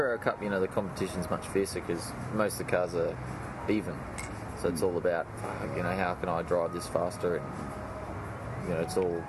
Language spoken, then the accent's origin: English; Victoria, Australia; I'm from Victoria